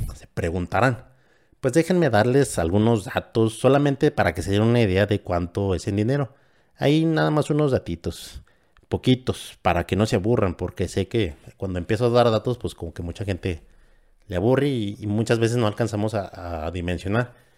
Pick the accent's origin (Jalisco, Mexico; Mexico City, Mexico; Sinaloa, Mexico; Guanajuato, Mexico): Guanajuato, Mexico; San Francisco del Rincón; De Guanajuato, de un municipio de San Francisco del Rincón